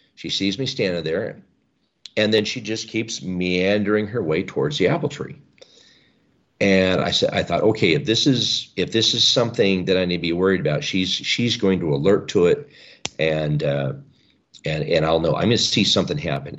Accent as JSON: {"language": "English", "area": "the Northwest", "region": "Pacific Northwest", "country": "United States", "tie": "born or raised there", "said": "I was raised here in the Northwest"}